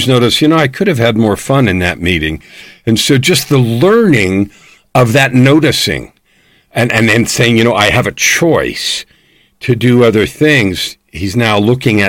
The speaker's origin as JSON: {"language": "English", "region": "California", "country": "United States", "tie": "born or raised there", "said": "I was born in California, so that's part of my language"}